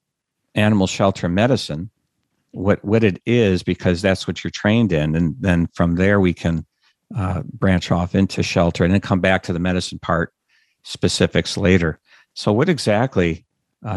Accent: Chicago, Illinois, United States; which is my hometown

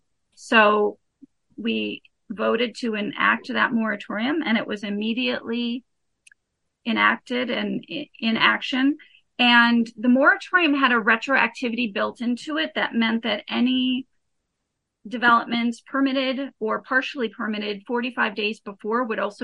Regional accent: Bar Harbor, Maine, United States; also born or lived in Illinois; I grew up in Bar Harbor. My family were transplants, so we'll always be from away from Illinois. But I did move to Bar Harbor in the late 1980s. And as a child

